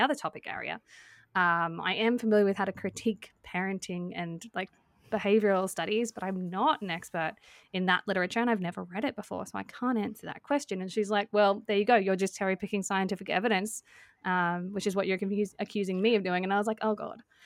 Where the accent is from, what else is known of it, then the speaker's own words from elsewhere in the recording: Australia; we're Australian